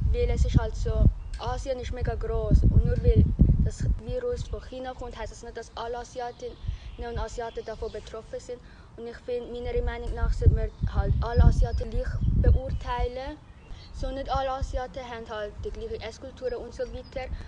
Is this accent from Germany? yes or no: no; Vietnam; now in Switzerland; gehe in Spreitenbach in die zweite Bezirksschule und bin Vietnamesin.